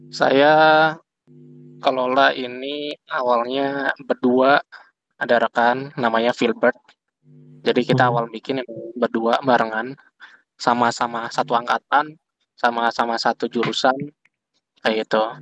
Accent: Yogyakarta, Special Region of Yogyakarta, Indonesia; now in Bandung, Indonesia; makanya bisnisnya juga di Bandung sekarang. Walaupun aku orang Jogja ya. Aku orang Jogja hmm. yang bisnisnya di Bandung.

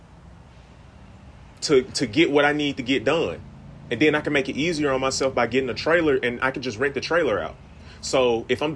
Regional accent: Greenville, United States; I'm from Greenville

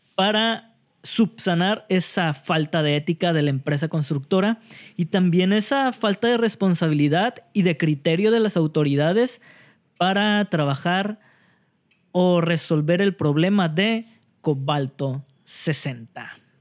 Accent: Mexico; nosotros como mexicanos

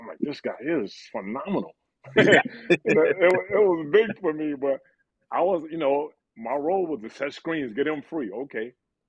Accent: South Carolina, United States; moved away as an adult; I'm from the South. I'm from ACC, SEC country.

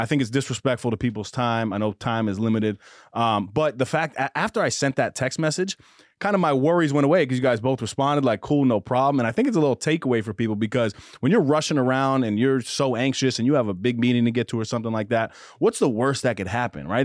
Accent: Mount Vernon, New York, United States; I played basketball growing up in Mount Vernon

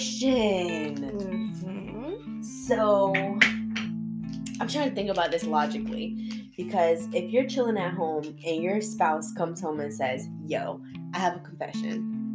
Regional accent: Sarasota, Florida, United States; We're from Sarasota, Florida.

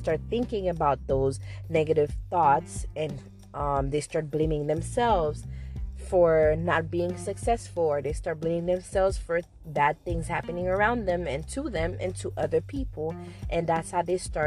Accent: Haiti; I am from Haiti.

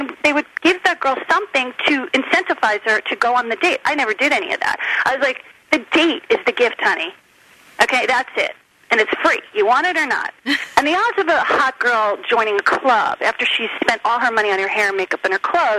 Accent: Miami, Florida, United States; also born or lived in New Jersey; I mean, I grew up in Miami was really my home more than Jersey, because it was the place we went to have vacation and holidays.

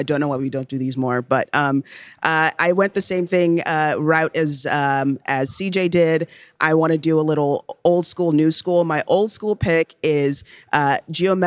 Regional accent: Nigeria; I was born in Nigeria

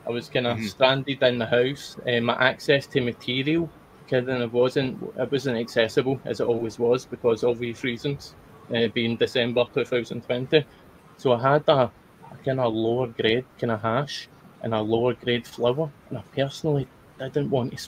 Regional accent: Scotland, United Kingdom; being Scottish

